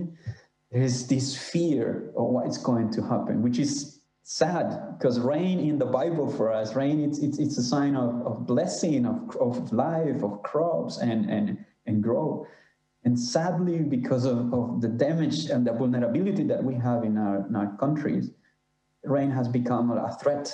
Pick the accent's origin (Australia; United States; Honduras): Honduras; I'm from Honduras, Central America